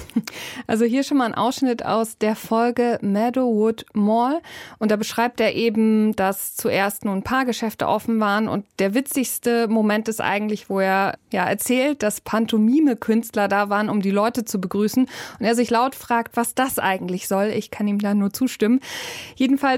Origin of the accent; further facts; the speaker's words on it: Germany; bei uns in Deutschland